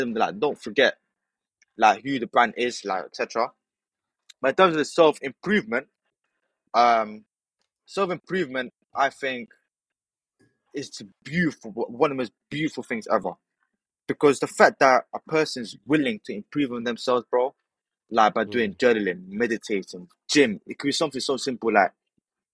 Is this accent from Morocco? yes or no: yes; Morocco; now in United Kingdom; I'm actually from Morocco. But yeah, I'm Moroccan.